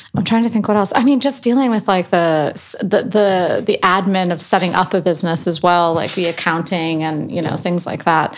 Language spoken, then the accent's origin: English; Chicago, Illinois, United States; also born or lived in New York; now in London, United Kingdom; I'm from Chicago, but I moved to New York and then from New York here